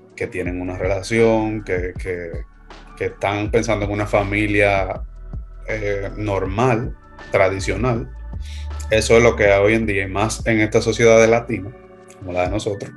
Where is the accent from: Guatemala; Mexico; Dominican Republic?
Dominican Republic; nosotros somos de República Dominicana